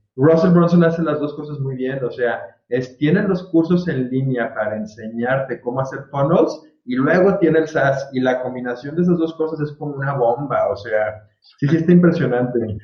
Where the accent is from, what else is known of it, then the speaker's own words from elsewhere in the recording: Guadalajara, Jalisco, Mexico; moved away as an adult; also born or lived in Virginia, United States; yo soy aquí de Guadalajara, este, toda la vida de Guadalajara, aunque hice la carrera en Estados Unidos y trabajé por allá un par de años